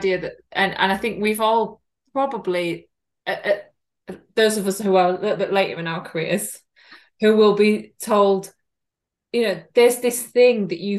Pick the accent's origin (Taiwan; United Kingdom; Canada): United Kingdom; the north of England; accent: northern; I do have a very northern accent for those who don't know.